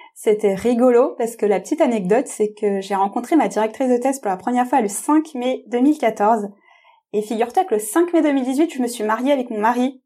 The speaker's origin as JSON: {"language": "French", "country": "France", "tie": "born or raised there", "said": "je suis moi-même euh, tamoule, d'origine tamoule, je suis née en France"}